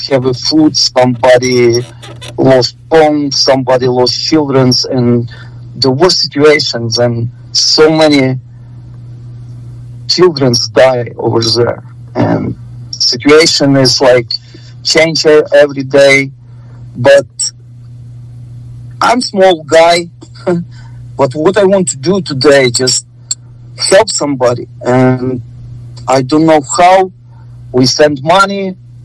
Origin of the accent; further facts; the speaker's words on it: Ukraine; English is a second language; moved away as an adult; also born or lived in Spain; now in United States; I'm citizen now, but I born in Ukraine. To be in United States, I lived 5 years in Spain, and now I just come to USA.